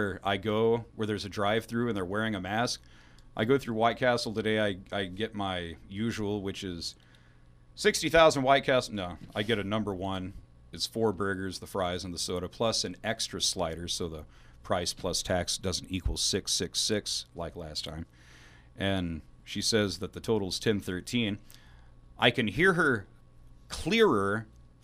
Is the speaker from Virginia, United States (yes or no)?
no; Van Buren, Missouri, United States; my hometown, Van Buren, Missouri